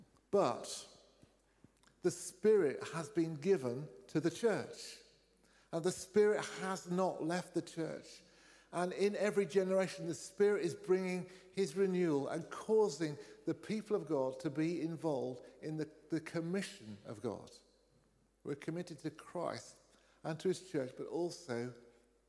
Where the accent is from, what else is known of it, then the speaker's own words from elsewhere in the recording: North Cornwall, South West England, United Kingdom; now in Bristol, United Kingdom; I grew up in North Cornwall, there were three Methodist churches